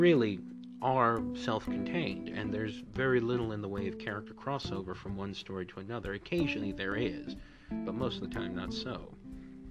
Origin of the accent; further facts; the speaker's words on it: Honduras; the country of Honduras, my home country